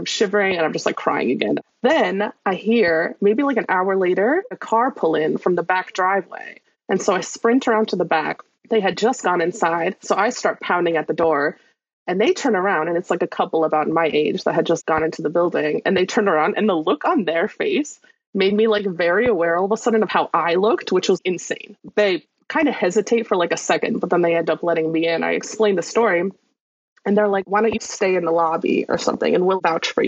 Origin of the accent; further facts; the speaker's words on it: Appalachian Trail area, United States; I'm from the Appalachian Trail area